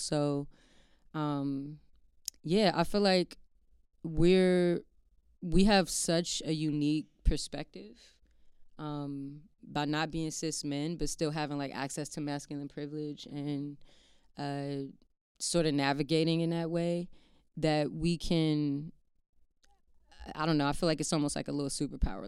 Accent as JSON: {"language": "English", "region": "Maryland", "country": "United States", "tie": "born or raised there", "said": "I grew up in Maryland, um, like right outside of D C"}